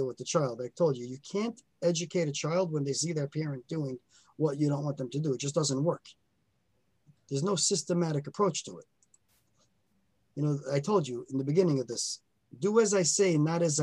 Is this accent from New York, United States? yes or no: yes; New York City, New York, United States; I grew up in Borough Park